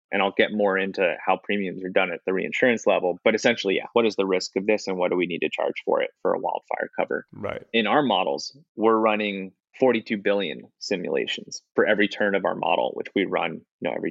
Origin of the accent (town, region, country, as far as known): outside Philadelphia, Pennsylvania, United States; born or raised there